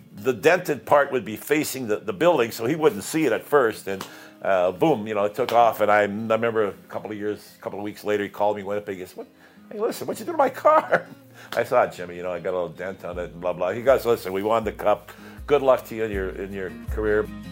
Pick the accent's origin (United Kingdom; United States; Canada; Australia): Canada; Winnipeg, Manitoba; moved away; also born or lived in Toronto; I come from Winnipeg